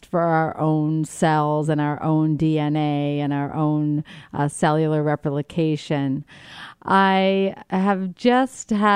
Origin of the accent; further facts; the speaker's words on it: New Brunswick, Canada; now in New York City, United States; I grew up in New Brunswick, Canada, so it's not like it's foreign to me. It is actually home in many ways